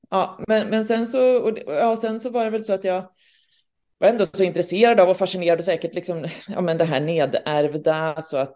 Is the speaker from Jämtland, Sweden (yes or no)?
yes; Östersund, Jämtland, Sweden; also born or lived in Gothenburg; now in Stockholm, Sweden; Jag kommer från Östersund och Göteborg så att eh, jag känner mig liksom, ja nu har jag ju bott i Stockholm